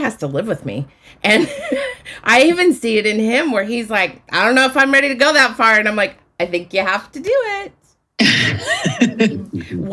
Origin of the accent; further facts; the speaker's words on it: Utah, United States; I grew up in Utah